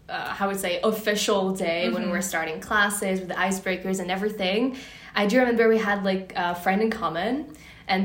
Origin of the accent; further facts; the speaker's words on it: Montreal, Quebec, Canada; moved away as an adult; also born or lived in Switzerland; now in Paris, France; I'm originally from Montreal, Canada